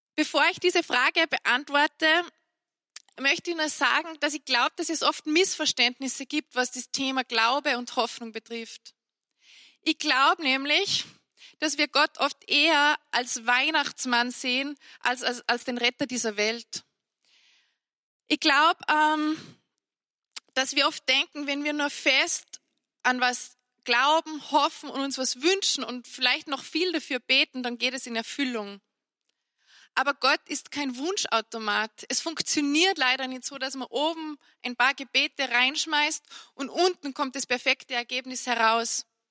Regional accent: Salzburg, Austria; bei uns in Salzburg

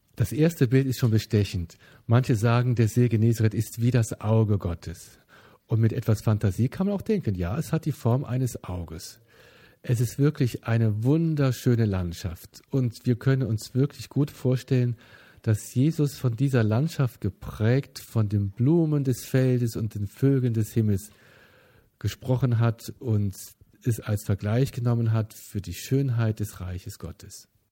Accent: Bonn, North Rhine-Westphalia, Germany; Ich bin in Bonn geboren

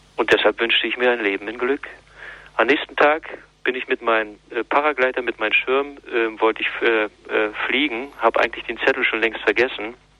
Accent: East Germany, Germany; die auch atheistisch gewesen ist, auch ein Kind des Ostens

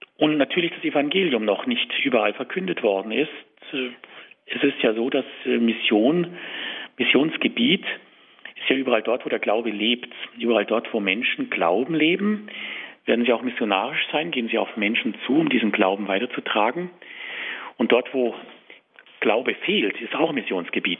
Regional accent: Tutzing, Bavaria, Germany; ich bin in Tutzing aufgewachsen

